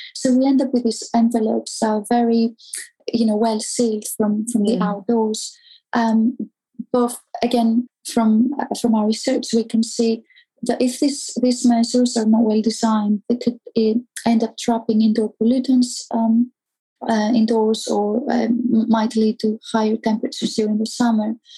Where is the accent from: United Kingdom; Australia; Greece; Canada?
Greece; moved away; also born or lived in Athens; I grew up in Greece, and as you know, it's it's quite hot there.